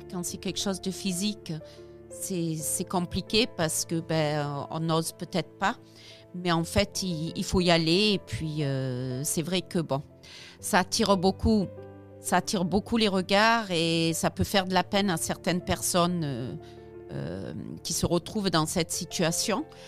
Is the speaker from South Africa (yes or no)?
yes; South Africa; moved away as an adult; now in France; je n'ai pas grandi ici, j'ai grandi en Afrique du Sud